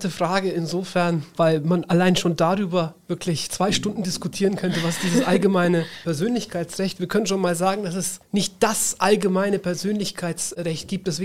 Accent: Nuremberg, Bavaria, Germany; Ich bin in Nürnberg geboren, bin dann dort auch aufs neunjährige musische Gymnasium

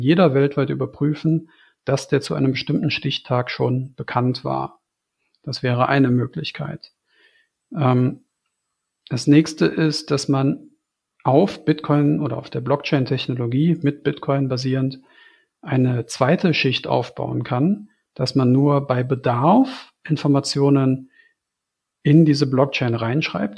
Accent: Germany; ich als Deutscher

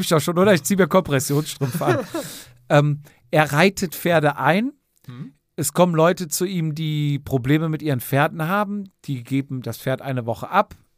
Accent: near Cologne, North Rhine-Westphalia, Germany; hier aus der Nähe von Köln

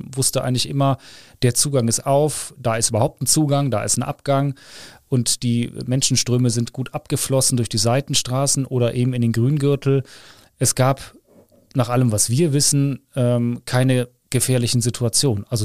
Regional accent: Cologne, North Rhine-Westphalia, Germany; Genau, ich bin Kölner

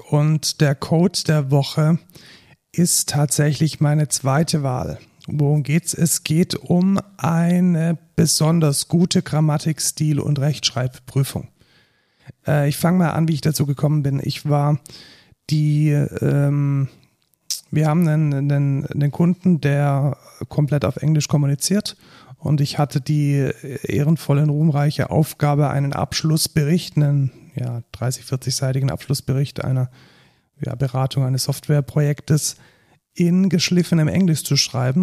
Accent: Germany; als Deutscher

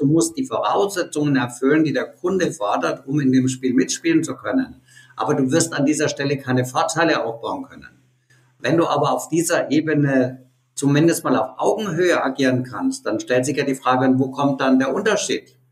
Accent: Nuremberg, Bavaria, Germany; ein interessanter Exportartikel, den meine Heimatstadt hat

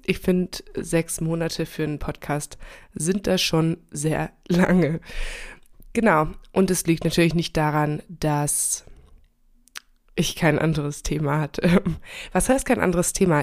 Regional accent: Germany; also born or lived in Chile; dass ich sehr selbstständig aufgewachsen bin in Deutschland

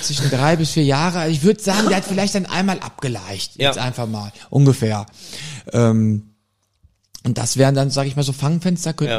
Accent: Germany; ich bin aber in Deutschland geboren, meine ja. Mutter auch schon in Deutschland geboren

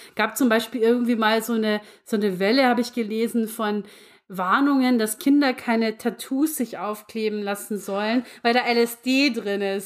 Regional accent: Lower Bavaria, Germany; bei uns in Niederbayern

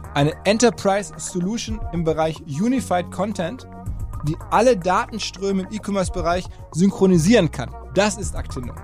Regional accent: Ruhr area, North Rhine-Westphalia, Germany; Auch ein Kind des Ruhrgebiets, genau wie ich.

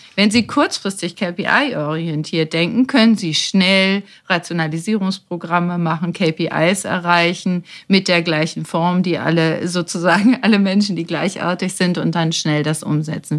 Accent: Germany

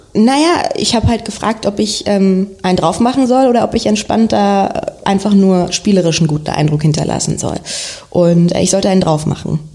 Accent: Berlin, Germany; geboren in Berlin auch und dann bis zum 16. Lebensjahr in Wilmersdorf gelebt

